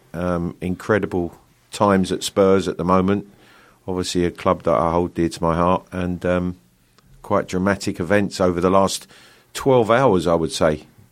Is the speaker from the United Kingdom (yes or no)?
yes; London, United Kingdom; accent: Cockney; I was born in the East End of London, a true Cockney, um, in London Hospital. Um, I grew up just on the outskirts of London